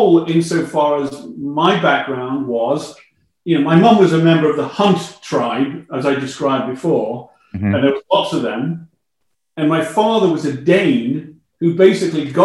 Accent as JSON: {"language": "English", "town": "Chester", "region": "North West England", "country": "United Kingdom", "tie": "born or raised there", "also_born_or_lived": "London", "moved": "as an adult", "lives_now": "Canada", "said": "I went to a high school in my hometown of Chester"}